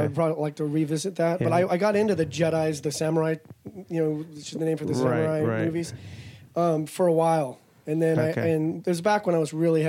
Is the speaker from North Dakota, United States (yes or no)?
no; Mojave Desert, California, United States; also born or lived in Arizona; I was a desert rat. I was raised in the Mojave Desert